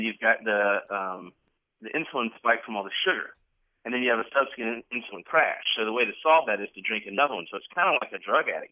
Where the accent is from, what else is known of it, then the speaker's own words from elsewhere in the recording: Georgia, United States; moved away as an adult; now in Washington, United States; It's a it's a southern thing. Like I'm from Georgia, born and raised